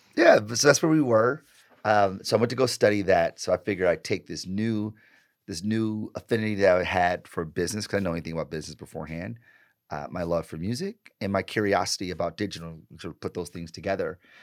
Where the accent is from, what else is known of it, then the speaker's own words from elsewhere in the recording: Detroit, Michigan, United States; I grew up in Detroit, born and raised